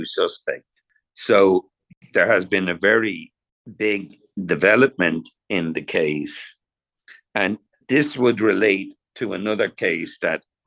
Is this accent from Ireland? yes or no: yes; Ireland; now in Los Angeles, United States; growing up in Ireland